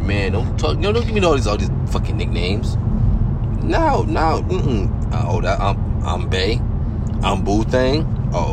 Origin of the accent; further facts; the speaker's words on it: New York, United States; I'm from New York